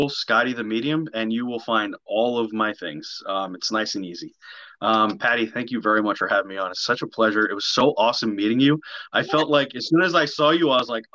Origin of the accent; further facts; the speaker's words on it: New Jersey, United States; I am from New Jersey